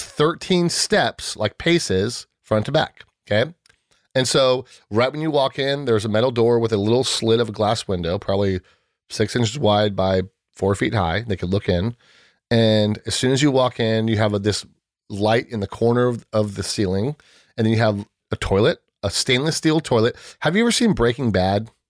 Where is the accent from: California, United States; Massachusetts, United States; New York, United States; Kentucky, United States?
California, United States; San Diego; born and raised in San Diego